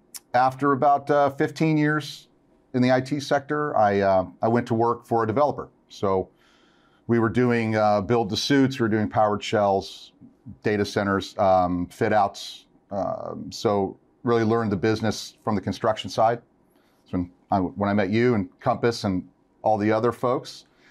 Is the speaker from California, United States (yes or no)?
yes; California, United States; So I'm a California boy, born and bred.